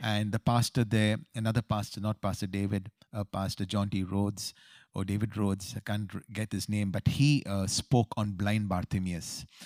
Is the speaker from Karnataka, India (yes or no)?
yes; Bangalore, Karnataka, India; moved away as an adult; also born or lived in New York, United States; we are homegrown boys from Bangalore City